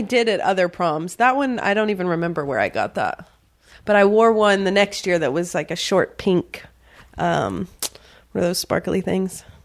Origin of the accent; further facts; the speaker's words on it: Virginia, United States; also born or lived in the South; I grew up in the South and Virginia predominantly